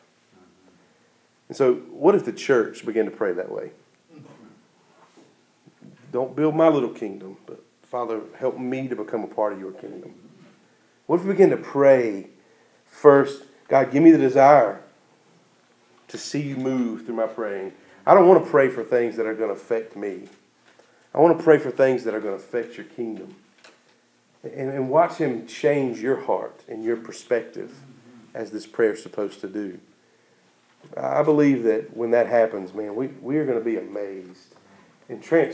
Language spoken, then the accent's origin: English; United States; American Christians